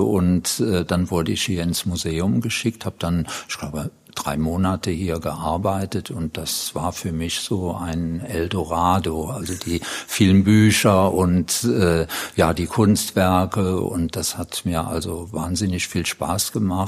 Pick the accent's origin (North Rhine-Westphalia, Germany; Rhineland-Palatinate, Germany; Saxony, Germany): Rhineland-Palatinate, Germany; Dattenberg; also born or lived in Neuwied; ich komme aus der Gegend, also aus der Linzer Gegend, Linz am Rhein und der Nachbarort Dattenberg und da komme ich her und wohne im Grunde genommen auch heute dort